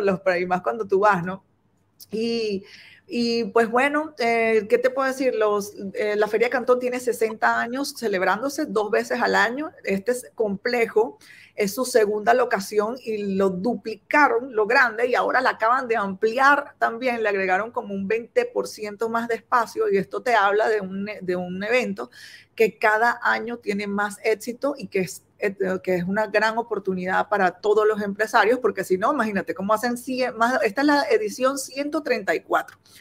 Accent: Venezuela; moved away as an adult; now in China; soy de Venezuela y vivo en China hace 10 años y medio ya casi

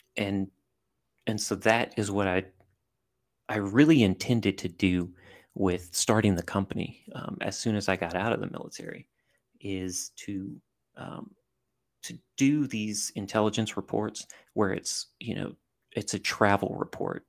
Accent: southern Louisiana, United States; I grew up in a, in a small town in southern Louisiana

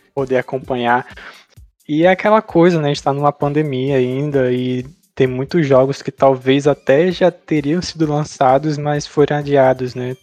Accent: Brazil; nós que somos brasileiros

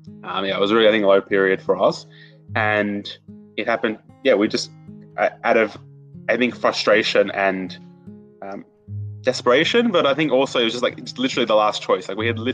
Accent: Australia; I was born in Australia.

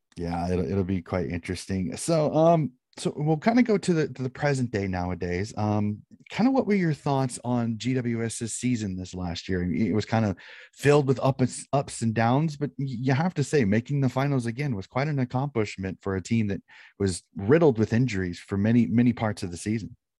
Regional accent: United States; being an American

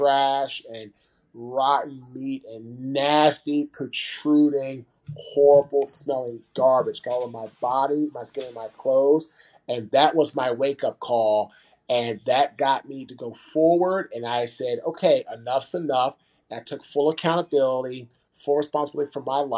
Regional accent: Washington, District of Columbia, United States; now in Fuquay-Varina, United States; I'm from Washington, D.C. I live now in Fuquay, Varina, North Carolina.

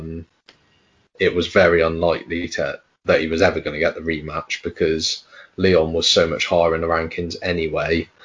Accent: United Kingdom; we are both British ourselves

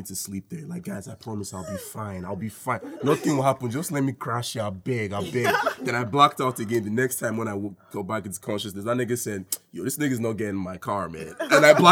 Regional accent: Nigeria; being like Nigerian

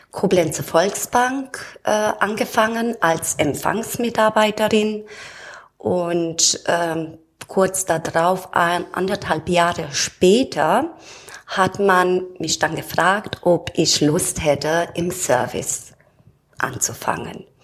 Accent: Romania; now in Germany; ursprünglich komme ich aus Rumänien, bin da geboren und seit 32 Jahren wohne ich hier in Deutschland

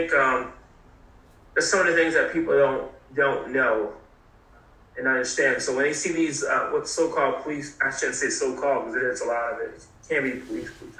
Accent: New Haven, Connecticut, United States; also born or lived in South Carolina; as a teenager going to South Carolina from the north, New Haven, Connecticut. And so again, I was born in South Carolina, lots of family down there.

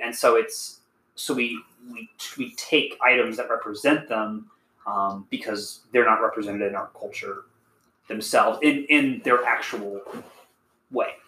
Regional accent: Kansas, United States; We're from Kansas

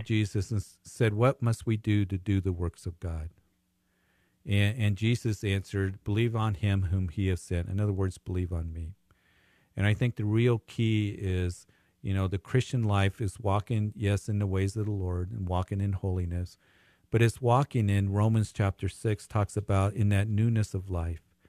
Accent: Greeley, Colorado, United States; moved away; my hometown

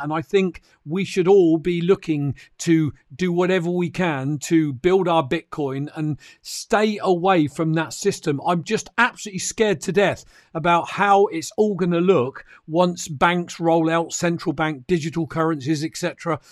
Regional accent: United Kingdom; I'm a Brit

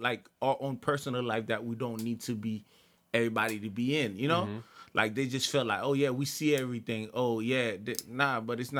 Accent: Miami, Florida, United States; moved away; also born or lived in New Jersey; I grew up in Miami and I also lived in Jersey.

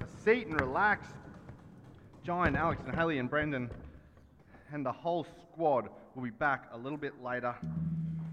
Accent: Australia; as an Australian

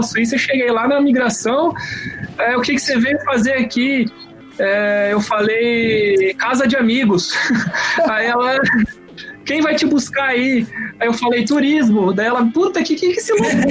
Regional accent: Santa Catarina, Brazil; accent: mix of Santa Catarina and Paraná; eu nasci na Coab, velho. Eu nasci numa periferia aqui da cidade. É, minha mãe mora lá ainda hoje em dia

